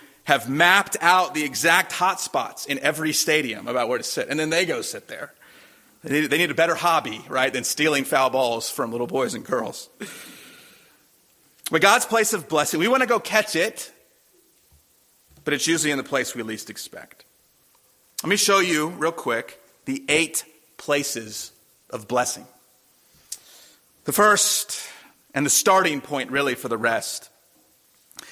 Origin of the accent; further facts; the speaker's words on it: Durham, North Carolina, United States; when I was a boy growing up in Durham